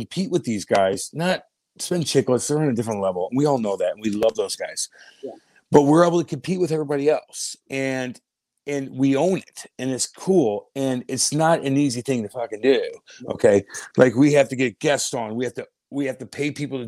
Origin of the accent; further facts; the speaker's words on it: Eureka, Missouri, United States; I'm from Eureka, Missouri